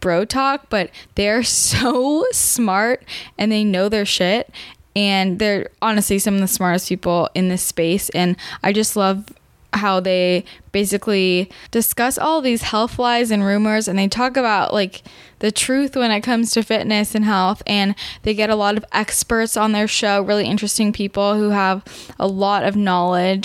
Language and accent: English; Bay Area, California, United States; I'm from the Bay Area too